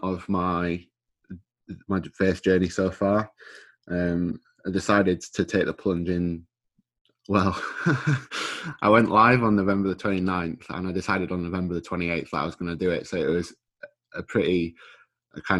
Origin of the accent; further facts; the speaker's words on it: Scarborough, Yorkshire and the Humber, United Kingdom; I'm from Scarborough. I was born and raised in Scarborough.